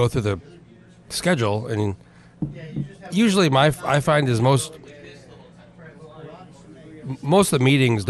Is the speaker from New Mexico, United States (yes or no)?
yes; Rio Rancho, New Mexico, United States; moved away; also born or lived in Albuquerque; Where I grew up in New Mexico, in Rio Rancho, where I grew up there, huge Intel plant